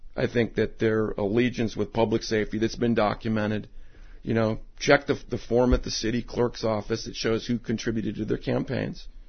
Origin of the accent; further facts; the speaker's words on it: Alameda, California, United States; born and raised in Alameda